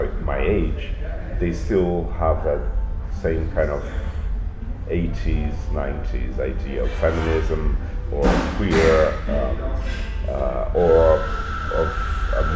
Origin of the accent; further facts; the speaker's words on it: Santos, São Paulo, Brazil; now in São Paulo, Brazil; I live in São Paulo, but I was born in Santos, which is like 1 hour away from São Paulo.